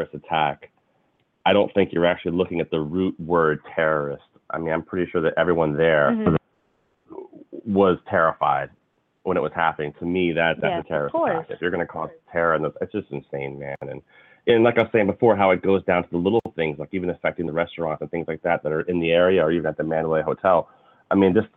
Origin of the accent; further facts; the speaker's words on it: United States; here in our country of America